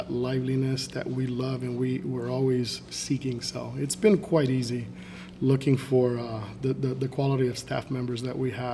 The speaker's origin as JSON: {"language": "English", "town": "Miami", "region": "Florida", "country": "United States", "tie": "born or raised there", "also_born_or_lived": "Nicaragua / England / Peoria, Illinois", "moved": "as an adult", "lives_now": "Fort Myers, United States", "said": "We moved down and settled into Miami. I grew up my entire life there."}